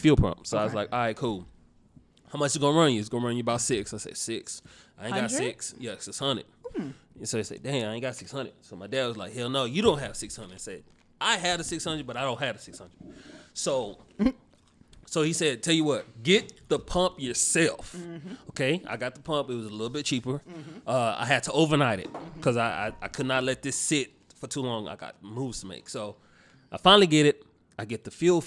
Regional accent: Dallas, Texas, United States; now in Austin, United States; I am from Dallas, Texas. What particular part? Oak Cliff

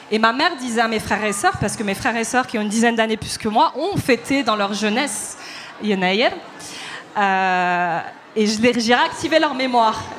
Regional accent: Paris, Île-de-France, France; born there; En plus, comme je suis née à Paris, les relations que j'ai eues avec euh, le Maroc, c'était l'été.

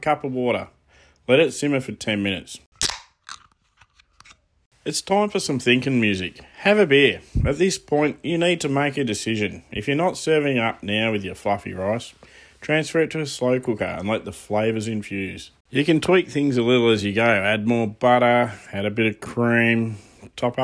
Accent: Australia; being Aussie born and bred into this multicultural society

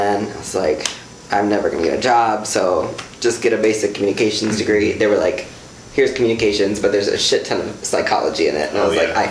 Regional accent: Janesville, Wisconsin, United States; also born or lived in Milwaukee, Wisconsin; now in Madison, United States; growing up in Janesville is definitely not easy. Janesville, Wisconsin

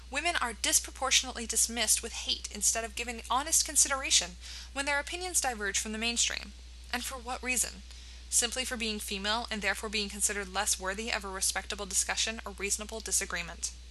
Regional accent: United States; I was surprised that as a teenager growing up in America, I did not have much knowledge of this global epidemic.

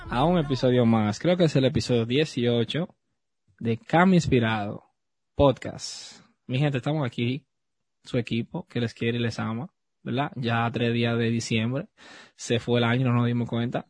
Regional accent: Dominican Republic; Yo soy dominicano, mi familia también es dominicana

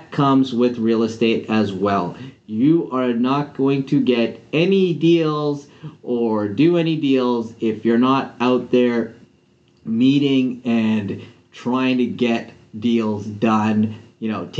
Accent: Canada; also born or lived in Vancouver, British Columbia; I'm a Canadian. I'm based out of Vancouver here in Canada

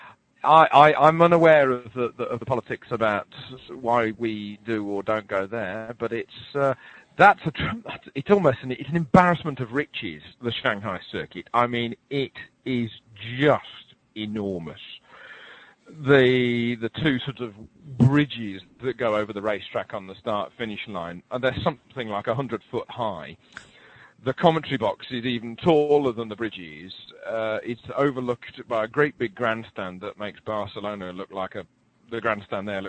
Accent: England, United Kingdom; being English.

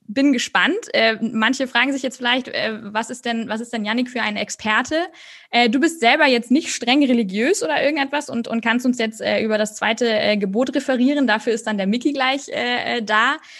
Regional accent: Northern Germany, Germany; du bist auch ein Nordlicht, so wie ich.

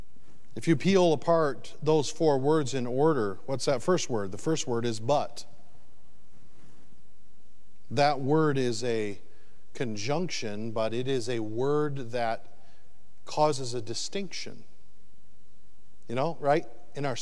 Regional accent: Michigan, United States; also born or lived in the South (US); now in the South, United States; I'm originally from Michigan, but I moved to the South

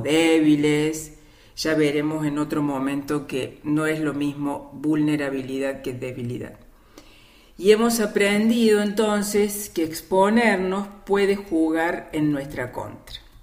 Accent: Córdoba, Argentina; soy cordobesa de Córdoba Capital

